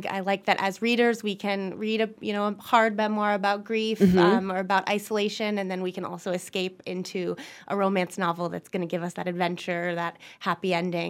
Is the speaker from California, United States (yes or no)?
no; Maine, United States; moved away; I'm from Maine originally